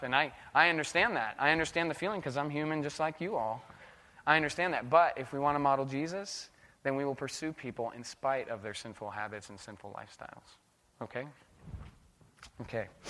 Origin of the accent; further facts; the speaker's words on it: United States; also born or lived in Indonesia; I'm American.